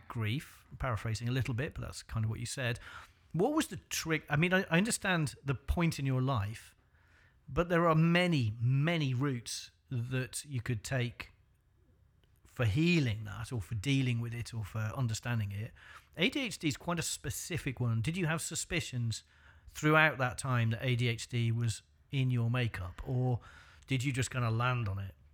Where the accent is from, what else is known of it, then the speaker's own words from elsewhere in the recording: North Wales, United Kingdom; I came from North Wales